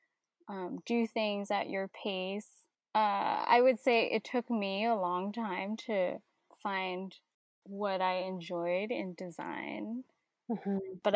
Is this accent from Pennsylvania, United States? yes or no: no; New York, United States; also born or lived in Hong Kong; I remember when we moved to New York when I was around 5